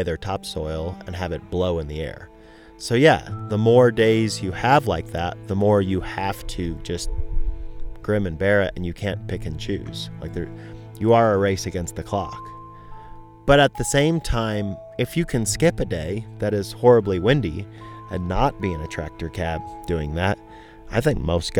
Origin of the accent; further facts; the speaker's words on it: outside of St. Louis, Missouri, United States; moved away as an adult; also born or lived in Colorado / Nevada; now in San Luis Valley, Colorado, United States; I grew up in the Midwest, outside of St. Louis, Missouri